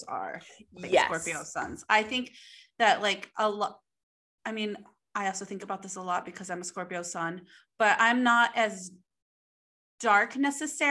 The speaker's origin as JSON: {"language": "English", "town": "Denver", "region": "Colorado", "country": "United States", "said": "I'm from Denver"}